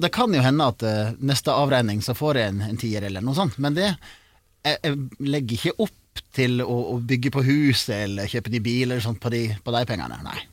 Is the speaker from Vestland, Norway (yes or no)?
yes; Sogn, Vestland, Norway; accent: Sogning; jeg er fra Sogn, og det er første gang jeg synger på sogning